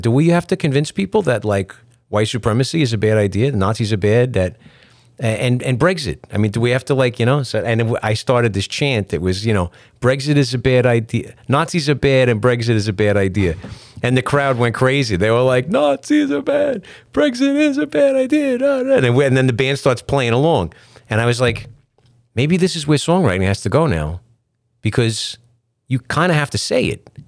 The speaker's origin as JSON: {"language": "English", "region": "New York", "country": "United States", "said": "I'm a guy from New York in a reggae band"}